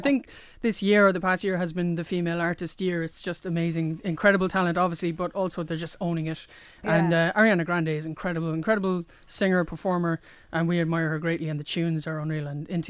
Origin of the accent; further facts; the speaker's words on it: Cork, Munster, Ireland; we're from Cork City, so we live very near the Lee, which is tidal.